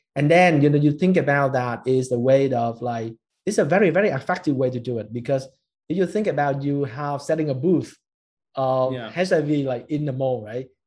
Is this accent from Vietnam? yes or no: yes; Ho Chi Minh City, Vietnam; we as a Vietnamese like born and raised in Saigon